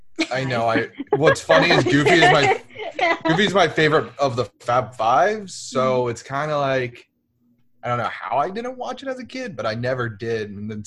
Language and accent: English; Ohio, United States; we're from Ohio, clearly.